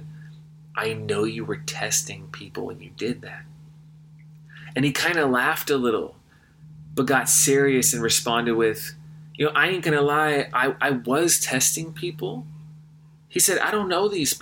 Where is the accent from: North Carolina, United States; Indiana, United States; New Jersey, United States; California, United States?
California, United States; growing up in California